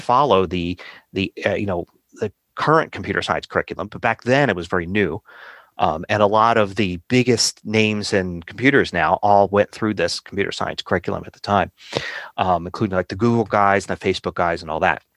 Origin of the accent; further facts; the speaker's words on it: Philadelphia, Pennsylvania, United States; I grew up in Philadelphia